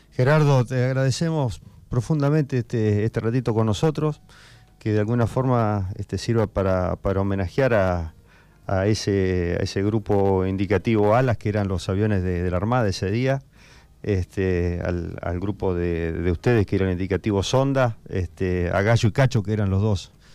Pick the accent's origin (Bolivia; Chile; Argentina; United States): Argentina; nuestra obligación como argentinos